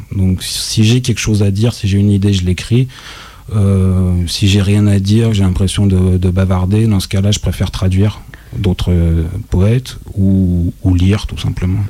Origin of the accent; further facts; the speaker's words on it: Lyon, Auvergne-Rhône-Alpes, France; moved away as an adult; now in Marseille, France; Je suis lyonnais, voilà, j'en suis parti il y a maintenant quand même quelques temps, aux alentours de 2005